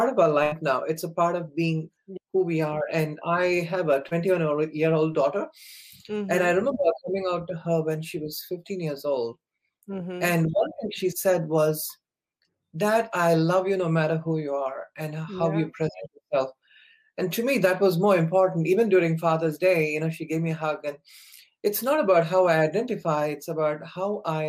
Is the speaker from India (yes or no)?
yes; India; moved away; growing up in India